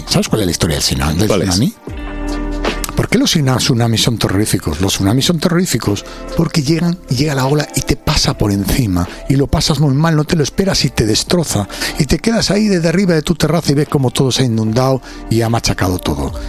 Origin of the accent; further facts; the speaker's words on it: Alcobendas, Community of Madrid, Spain; vengo de Alcobendas de Madrid